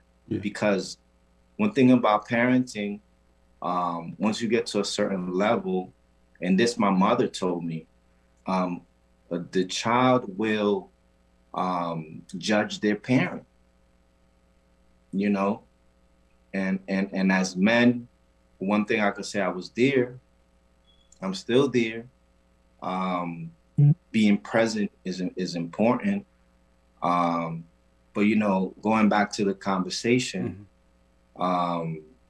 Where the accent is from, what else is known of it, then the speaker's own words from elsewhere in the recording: Puerto Rico; So for me, being that I am from the Caribbean, mm-hmm. first of all, I'm from an island called Puerto Rico, better known to us as Borinquen.